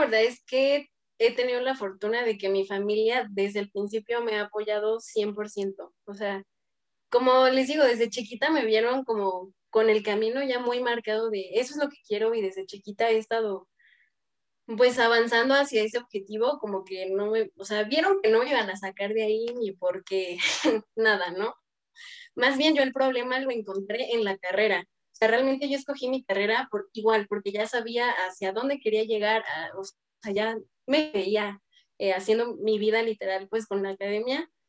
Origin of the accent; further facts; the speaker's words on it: Toluca, State of Mexico, Mexico; Soy de Toluca